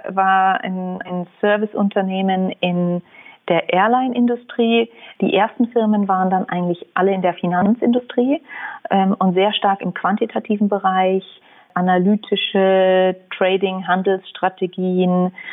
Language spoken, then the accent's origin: German; Munich, Bavaria, Germany; Also ich wurde vor 36 Jahren in München geboren und habe die ersten 19 Jahre in München gelebt.